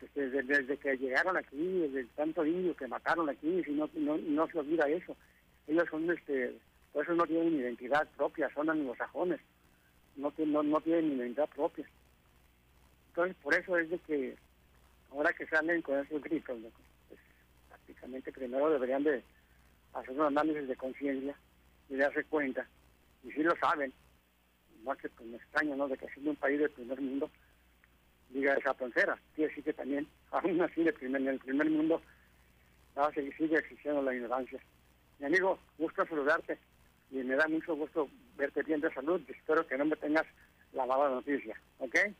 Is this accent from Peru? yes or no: no; Tijuana, Baja California, Mexico; soy nativo de, de Tijuana